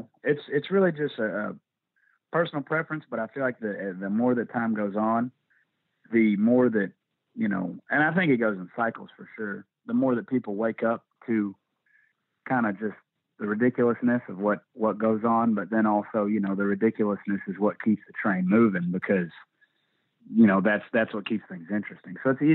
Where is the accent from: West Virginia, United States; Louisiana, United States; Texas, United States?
Texas, United States; Sherman; also born or lived in Indiana; Yeah, I was born in Indiana, but I moved at about the age of 3. So I pretty much from when I came online to being able to remember shit, it was in Texas.